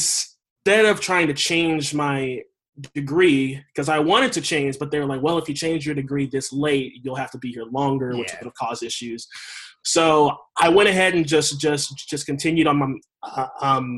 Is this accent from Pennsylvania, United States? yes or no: no; Texas, United States; also born or lived in Charleston, West Virginia; I was raised in Texas. I was actually born in Charleston